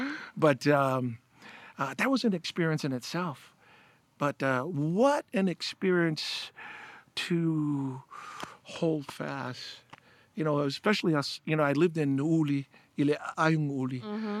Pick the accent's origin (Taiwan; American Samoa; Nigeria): American Samoa; born or raised there; also born or lived in California